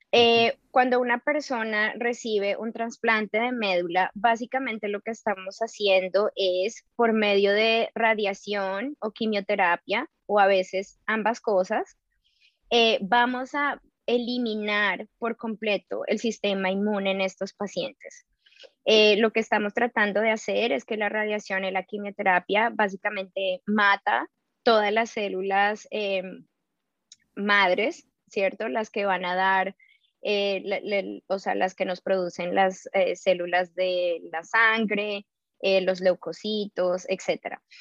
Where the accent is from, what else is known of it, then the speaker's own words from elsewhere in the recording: Colombia; now in New York, United States; yo soy colombiana